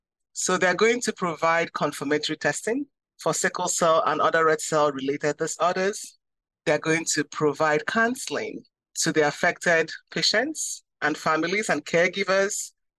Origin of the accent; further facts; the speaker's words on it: Nigeria; now in United States; I immigrated to the States from a country that has the highest rate of sickle cell disease.